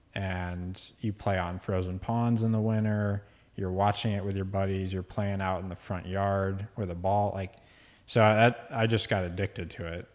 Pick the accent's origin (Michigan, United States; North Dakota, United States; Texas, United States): Texas, United States; Dallas; moved away as an adult; also born or lived in Virginia Beach, Virginia / Boston; now in Midland, United States; my dad and I moved to Dallas when I was around two. Grew up there for most of my young adult life.